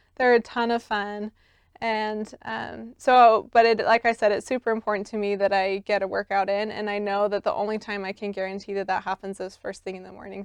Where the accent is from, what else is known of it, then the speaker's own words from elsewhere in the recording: Salt Lake City, Utah, United States; I grew up just here in Salt Lake City in East Mill Creek.